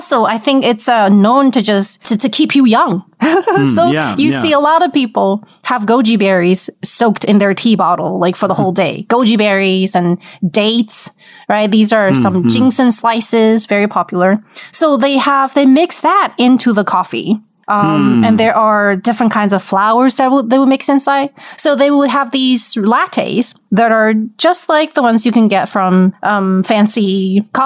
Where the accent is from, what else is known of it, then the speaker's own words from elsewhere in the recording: Wuhan, Hubei, China; I was born in Wuhan, and you know how hot Wuhan gets in the summer